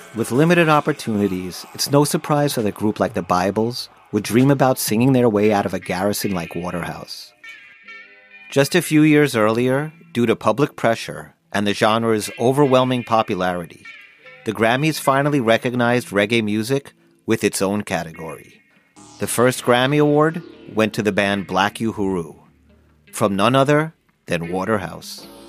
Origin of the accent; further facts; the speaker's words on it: Long Island, New York, United States; as a teenager growing up on Long Island